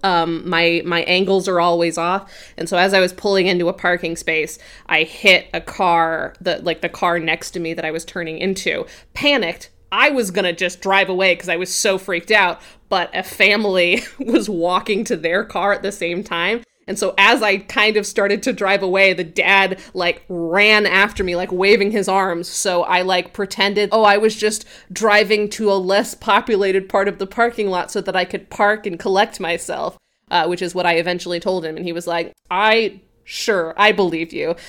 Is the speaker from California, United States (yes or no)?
no; Grand Junction, Colorado, United States; I grew up in Colorado in a place called Grand Junction